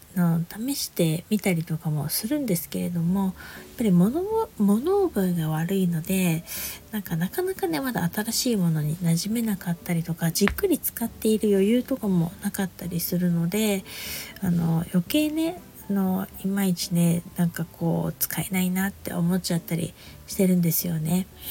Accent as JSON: {"language": "Japanese", "region": "Niigata", "country": "Japan", "tie": "born or raised there", "moved": "yes", "lives_now": "Saitama, Japan", "said": "私のね故郷の方のね新潟とか北陸の方"}